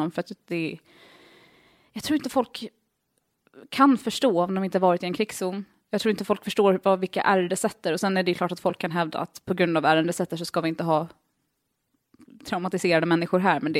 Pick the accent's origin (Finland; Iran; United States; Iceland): United States; det, är det sämsta systemet någonsin och det säger jag som amerikan.